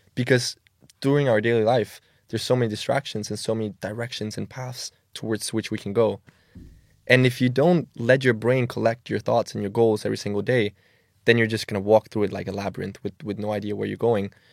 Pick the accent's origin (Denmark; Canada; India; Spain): Denmark; Copenhagen, Capital Region of Denmark; moved away as an adult; now in Milan, Italy; I grew up in Denmark, in Copenhagen. Um, yeah, been there almost all my life. Obviously, now I, I reside in Milan, Italy.